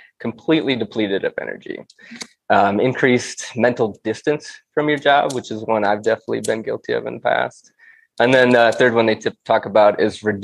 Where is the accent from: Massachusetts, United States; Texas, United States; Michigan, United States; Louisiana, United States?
Michigan, United States; Lansing; moved away as an adult; also born or lived in Chicago; now in Denver, United States; I grew up in Lansing, Michigan